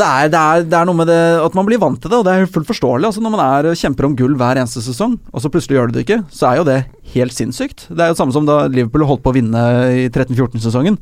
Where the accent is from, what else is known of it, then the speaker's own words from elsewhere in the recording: Oslo, Norway; Jeg er ikke fra Drammen, jeg er fra Oslo